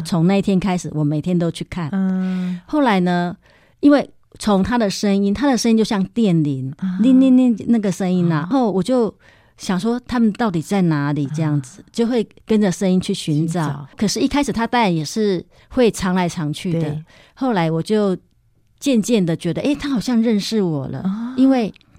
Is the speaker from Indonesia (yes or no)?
no; Yilan County, Taiwan; moved away as an adult; also born or lived in Beitou, Taipei; now in Taipei, Taiwan; 因为我是宜兰人嘛